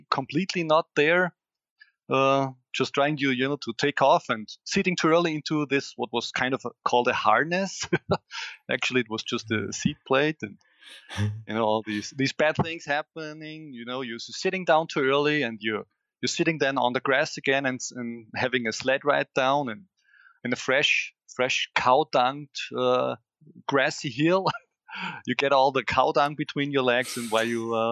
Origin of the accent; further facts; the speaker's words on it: Styria, Austria; I live in Austria, in Styria, and we have a little hill. It's just 400 meters above my hometown.